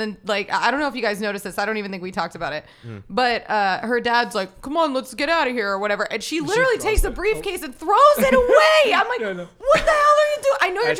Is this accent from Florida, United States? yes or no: yes; Florida, United States; I'm from Florida. It's, you know, the last place in the universe to get anything.